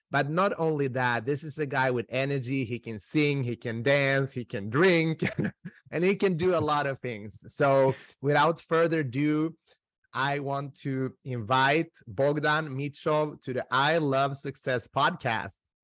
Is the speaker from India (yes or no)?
no; Sweden; also born or lived in North Macedonia; I am originally from Macedonia. I grew up in Sweden